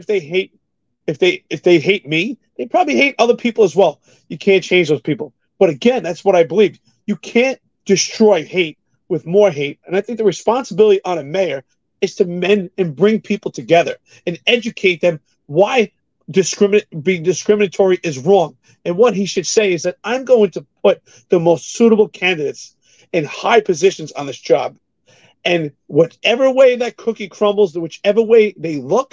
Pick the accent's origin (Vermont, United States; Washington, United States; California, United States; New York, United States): New York, United States; New York City; I grew up in New York City, just like you, extremely poor